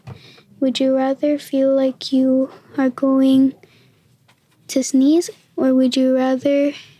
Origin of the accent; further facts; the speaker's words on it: New York City, New York, United States; I was born in Queens, too.